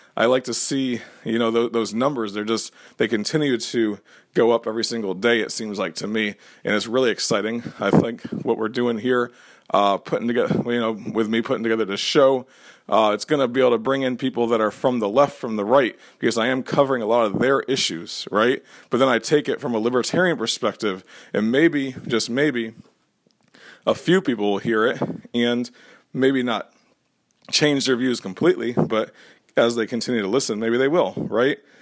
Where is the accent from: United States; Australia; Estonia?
United States; Florida; I grew up in Florida